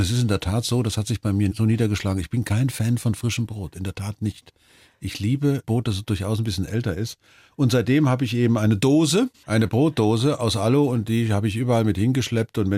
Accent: Germany; und ich bin Deutscher, ich kann also nicht US-Astronaut werden.

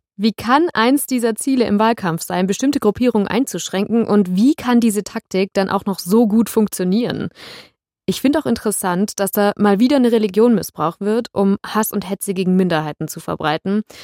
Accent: Germany; bei uns in Deutschland

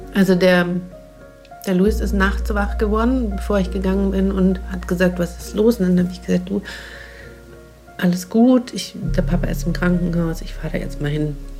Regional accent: Bavaria, Germany; bei uns in Bayern

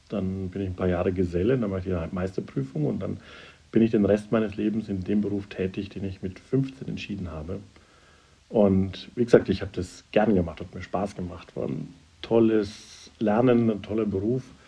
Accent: Upper Franconia, Bavaria, Germany; now in Munich, Germany; ich bin im Oberfränkischen aufgewachsen

